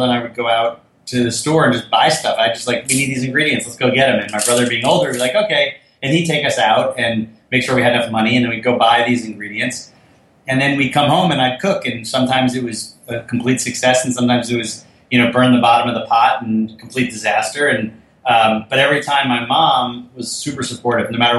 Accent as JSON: {"language": "English", "town": "Fort Lee", "region": "New Jersey", "country": "United States", "tie": "born or raised there", "said": "We grew up in Fort Lee, New Jersey."}